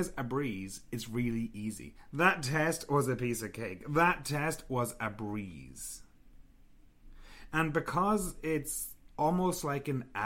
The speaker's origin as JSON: {"language": "English", "country": "Ireland", "moved": "as an adult", "lives_now": "Canada", "said": "we are both from Ireland"}